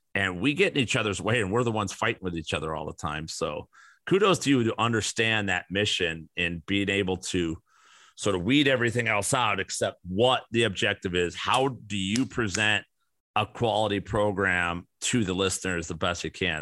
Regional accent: Chicago, Illinois, United States; growing up in Chicago

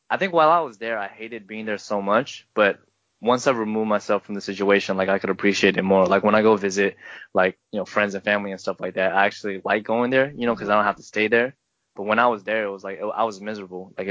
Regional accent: Seattle, Washington, United States; let's not dog Seattle. on my hometown.

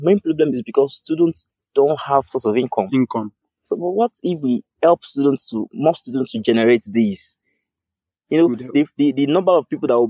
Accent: Lagos, Nigeria; I'm from Lagos

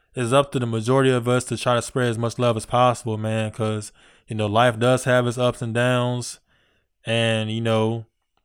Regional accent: Virginia, United States; I'm from Virginia

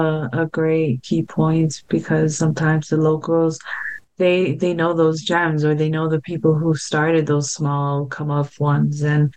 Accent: United States; since I'm American

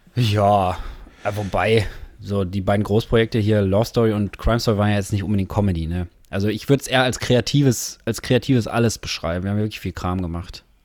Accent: Herne, North Rhine-Westphalia, Germany; sind beide hier geboren. Du, Gelsenkirchener, ich, Herner slash Wanne-Eickel

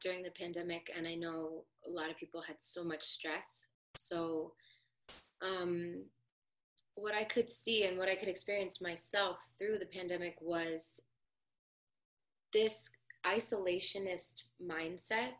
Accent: New Jersey, United States; I'm from New Jersey

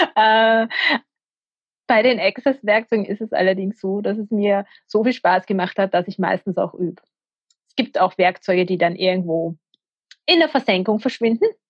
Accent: Austria; ich bin aus der Nähe von Wien

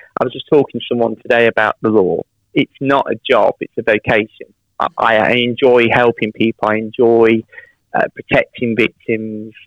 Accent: Derby, East Midlands, United Kingdom; moved away as an adult; now in West Midlands, United Kingdom; So I'm from Derby originally. I moved to the West Midlands about 6-7 years ago. But yeah, Derby born and raised.

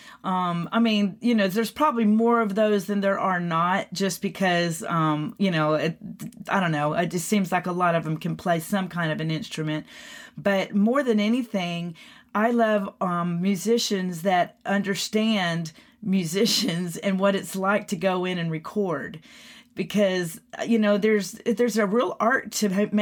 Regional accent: Texas, United States; moved away; I'm from Texas originally

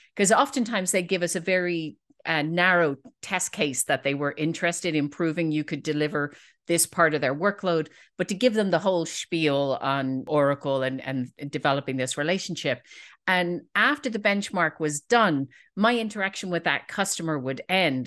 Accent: Dublin, Leinster, Ireland; I'm from Dublin

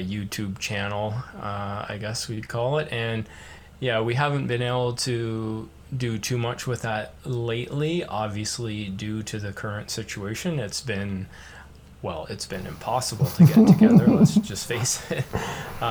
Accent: Canada

